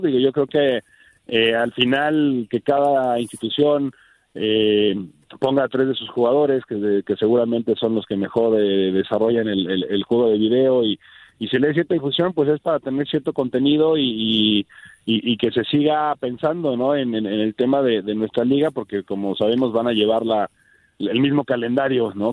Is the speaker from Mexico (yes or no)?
yes; Mexico